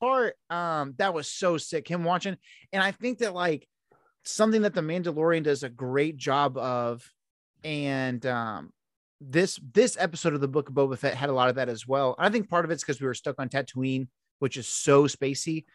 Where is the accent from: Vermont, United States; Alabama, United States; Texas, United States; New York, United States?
Texas, United States; Houston; I'm from Houston